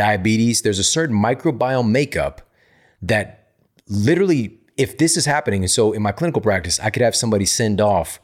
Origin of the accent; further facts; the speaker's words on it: St. Louis, Missouri, United States; St. Louis, Missouri, my hometown